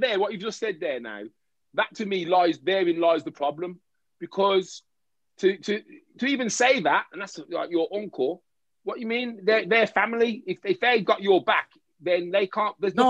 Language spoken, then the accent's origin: English; Oldbury, West Midlands, United Kingdom; Oldbury, man, Lion Farm.